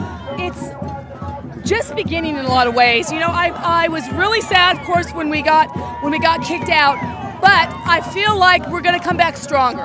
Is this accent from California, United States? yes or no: yes; Fullerton, California, United States; growing up in Fullerton